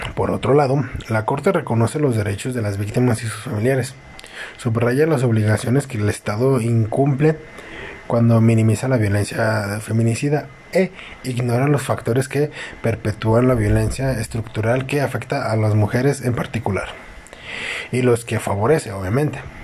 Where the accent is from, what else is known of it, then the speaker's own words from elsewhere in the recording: Mexico; nos falta mucho, tanto como mexicano